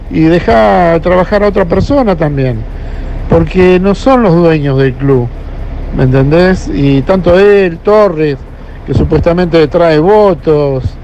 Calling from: Caballito, Buenos Aires, Argentina; de Caballito.

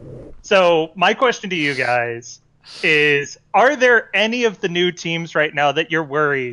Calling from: Irvine, California, United States; I'm calling from Irvine.

